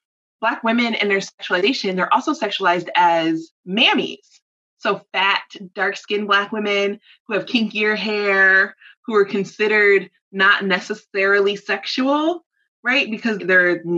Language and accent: English; College Park, Georgia, United States; I grew up in Atlanta. I grew up in College Park.